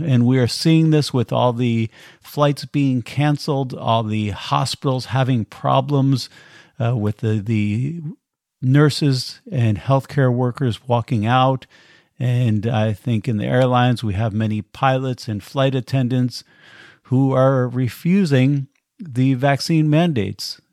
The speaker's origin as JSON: {"language": "English", "country": "United States", "tie": "born or raised there", "moved": "as an adult", "said": "I was born in America and have been outside of the country now for about twenty years traveling around"}